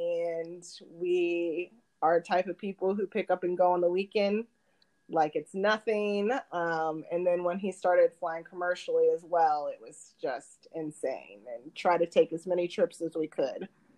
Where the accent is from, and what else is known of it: Indianapolis, Indiana, United States; born or raised there; moved away as an adult; also born or lived in Reno, Nevada; now in Chicago, United States